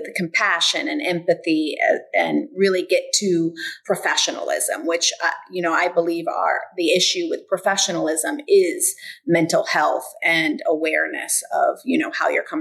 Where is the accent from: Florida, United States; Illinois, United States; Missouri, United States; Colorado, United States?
Florida, United States; Bradenton; also born or lived in LaBelle, Florida; I grew up really in Bradenton after that at Nick Bulateri, which is now IMG, studying tennis and golf.